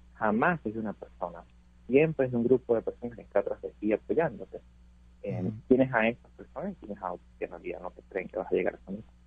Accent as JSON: {"language": "Spanish", "country": "Venezuela", "moved": "yes", "lives_now": "United States", "said": "mi país"}